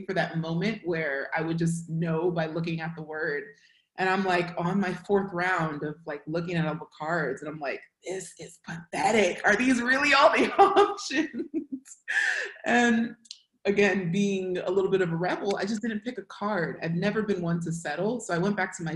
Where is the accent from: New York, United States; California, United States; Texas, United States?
California, United States; Hayward; accent: American; born and raised in the Bay Area. It's just outside of San Francisco. It's called Hayward